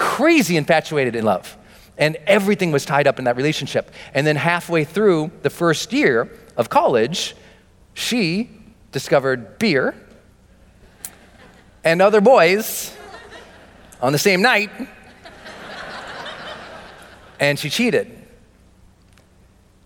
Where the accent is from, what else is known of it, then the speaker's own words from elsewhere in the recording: Montana, United States; I'm from Montana.